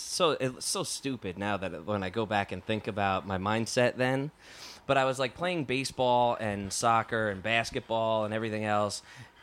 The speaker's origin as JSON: {"language": "English", "region": "New Jersey", "country": "United States", "tie": "born or raised there", "said": "I grew up in Jersey."}